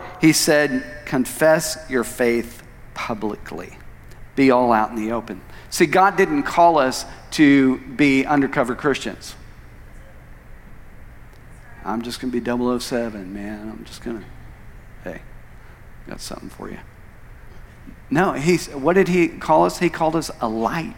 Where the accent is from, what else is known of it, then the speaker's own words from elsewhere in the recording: Tulsa, Oklahoma, United States; moved away as an adult; also born or lived in Phoenix; I'd grown up and been born and raised in Tulsa all of my life, and that was where I was born and raised